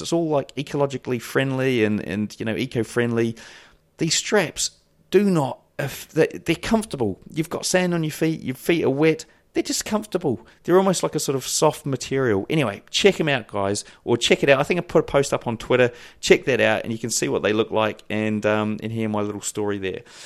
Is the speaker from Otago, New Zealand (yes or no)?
no; Wellington, New Zealand; my hometown in Wellington